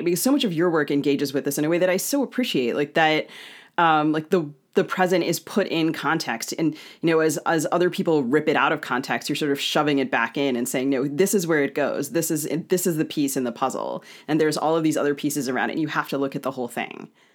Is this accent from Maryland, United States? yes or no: yes; Maryland, United States; I grew up in Maryland and spent a lot of my childhood visiting Civil War sites